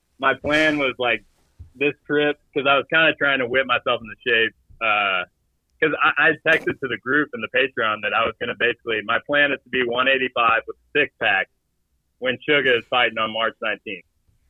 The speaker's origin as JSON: {"language": "English", "town": "St. Louis", "region": "Missouri", "country": "United States", "said": "I'm from St. Louis, just like Schmitty."}